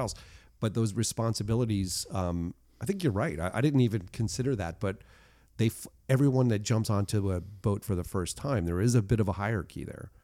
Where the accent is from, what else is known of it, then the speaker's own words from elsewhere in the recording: United States; I'm an American